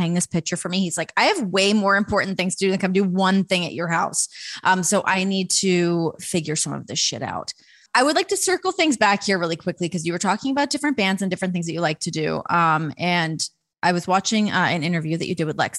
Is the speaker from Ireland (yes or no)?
no; Toronto, Ontario, Canada; from Toronto